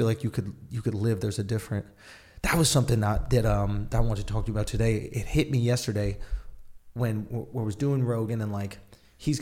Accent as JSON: {"language": "English", "town": "New York City", "region": "New York", "country": "United States", "tie": "born or raised there", "said": "when I grew up in New York"}